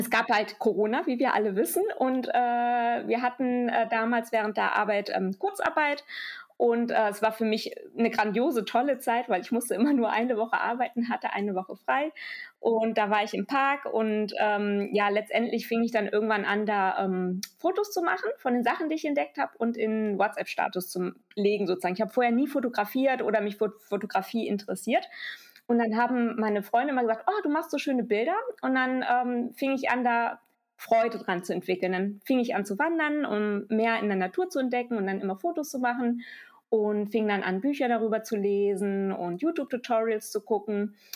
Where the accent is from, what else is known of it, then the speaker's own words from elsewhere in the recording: Düsseldorf, North Rhine-Westphalia, Germany; Also ich bin zwar hier in Düsseldorf geboren und aufgewachsen, aber meine Eltern sind beide Spanier und ich habe auch die spanische Staatsangehörigkeit.